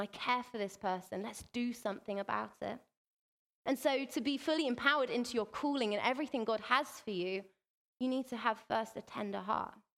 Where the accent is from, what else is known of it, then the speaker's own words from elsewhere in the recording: England, United Kingdom; we're from England